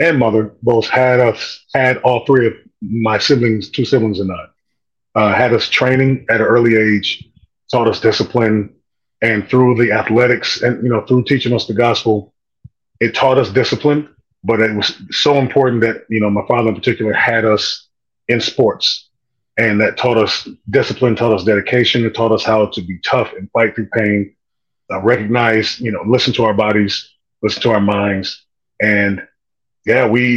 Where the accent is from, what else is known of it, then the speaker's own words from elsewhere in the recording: Kent, Ohio, United States; also born or lived in Cleveland, Ohio / Oklahoma / Alabama; I ended up growing up in Kent, Ohio